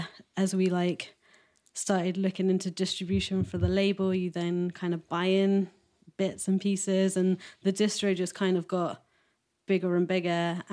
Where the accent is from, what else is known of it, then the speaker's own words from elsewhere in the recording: Wolverhampton, West Midlands, United Kingdom; I grew up in Wolverhampton in the West Midlands. All my family still live there.